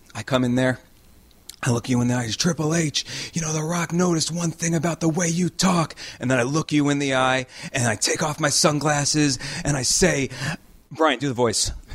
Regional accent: New York, United States; moved away as an adult; also born or lived in Los Angeles; I wanted to come back to New York because I am from New York

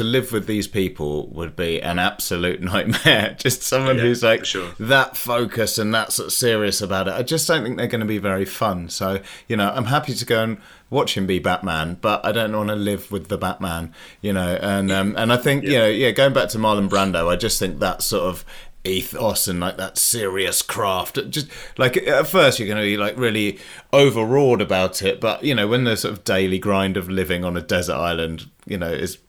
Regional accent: United Kingdom; we're British

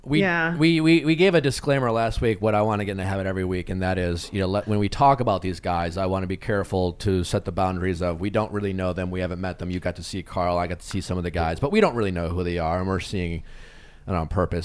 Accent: Milwaukee, Wisconsin, United States; I'm from Milwaukee

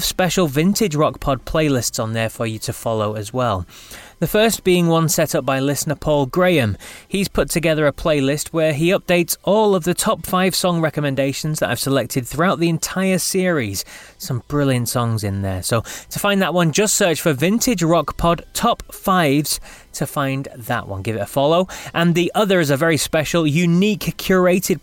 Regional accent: England, United Kingdom; moved away as an adult; now in Scotland; I'm from England, but I've lived in Scotland now for the last, 17 years or something like that.

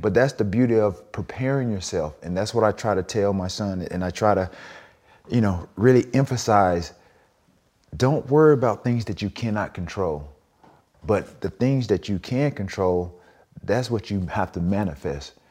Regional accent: the South, United States; growing up in the South

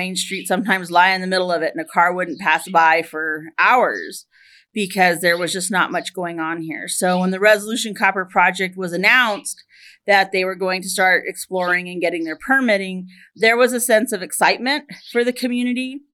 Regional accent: Superior, Arizona, United States; I was raised here in Superior, and I graduated from Superior High School in 1996.

